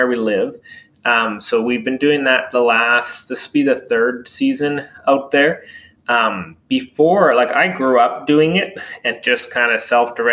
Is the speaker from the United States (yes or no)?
no; Donnelly, Alberta, Canada; now in DeBolt, Canada; I grew up about a couple hours from here in a little place called Donnelly, actually a French-Canadian community.